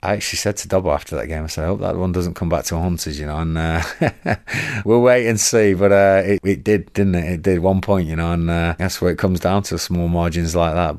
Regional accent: Blackburn, North West England, United Kingdom; moved away; Mum and dad still live in Blackburn

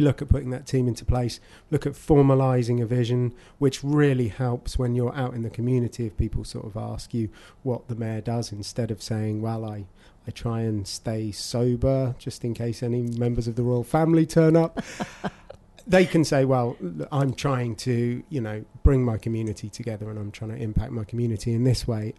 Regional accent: Abingdon, South East England, United Kingdom; I've born and raised in Abingdon, you know, I always lived there

